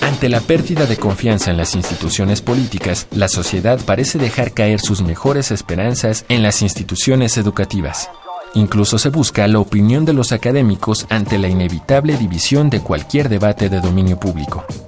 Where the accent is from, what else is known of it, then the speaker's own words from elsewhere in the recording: La Plata, Buenos Aires Province, Argentina; soy de la ciudad de La Plata